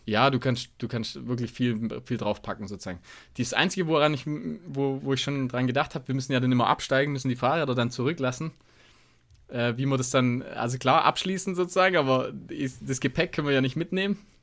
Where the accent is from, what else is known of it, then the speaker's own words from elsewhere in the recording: Tuttlingen region, Baden-Württemberg, Germany; moved away; in Region Tuttlingen, sage ich mal. Also das ist dann meine alte Heimat